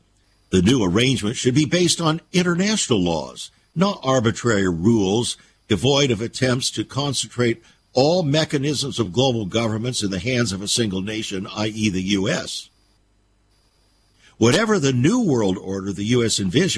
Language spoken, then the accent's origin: English; United States; As an American